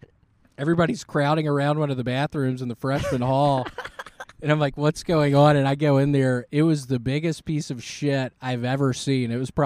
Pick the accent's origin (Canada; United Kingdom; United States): United States; Memphis, Tennessee; In Memphis, Tennessee.